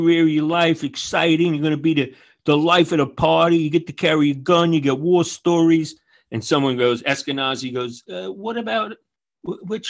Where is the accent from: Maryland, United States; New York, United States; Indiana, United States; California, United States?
New York, United States; Woodmere; moved away as an adult; also born or lived in Queens, New York / Harriman, New York; I grew up in Long Island